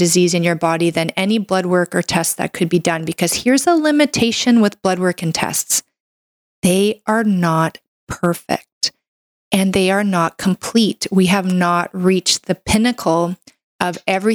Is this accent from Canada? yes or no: yes; Canada; I'm a Canadian medical doctor